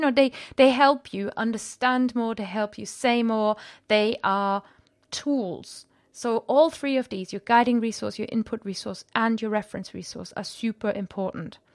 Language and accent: English; Germany; moved away; I'm from Germany, I speak Welsh